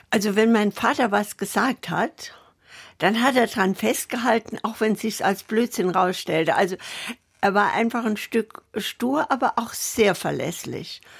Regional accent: Saarland, Germany; born there; Ich weiß, wir waren in Saarbrücken, ich bin ja im Saarland geboren, wir waren in Saarbrücken auf dem Bahnhof, sind evakuiert worden

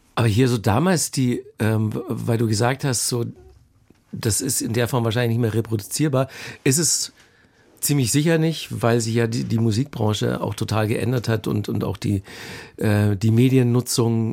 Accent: Bavaria, Germany; moved away as an adult; also born or lived in Munich / Cologne; ich bin ja in Bayern aufgewachsen, habe zu der Zeit auch noch in München gewohnt

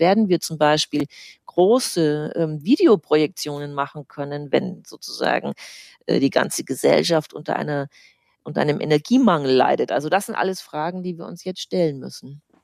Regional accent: Germany; Bei uns in Deutschland

